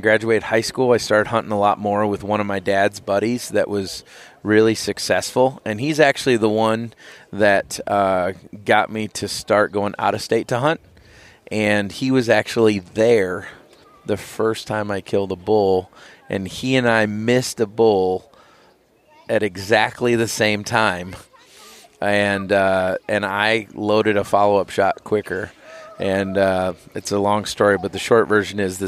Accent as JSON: {"language": "English", "region": "Michigan", "country": "United States", "tie": "born or raised there", "also_born_or_lived": "Indiana", "moved": "as an adult", "lives_now": "Texas, United States", "said": "Split my time between Michigan and Indiana growing up"}